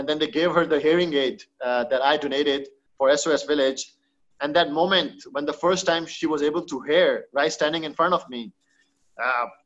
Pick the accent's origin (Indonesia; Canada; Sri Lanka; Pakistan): Pakistan; being a Pakistani, being a Muslim